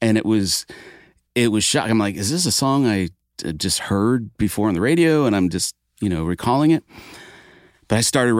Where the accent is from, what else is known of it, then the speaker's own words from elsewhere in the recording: Maine, United States; So I grew up in Maine playing guitar on a dirt road in a small bedroom in a mobile home in the woods, a gravel road, mind you.